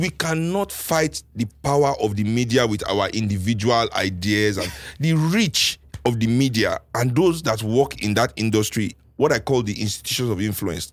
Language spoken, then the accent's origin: English; Nigeria; as a Nigerian, sitting with Nigerians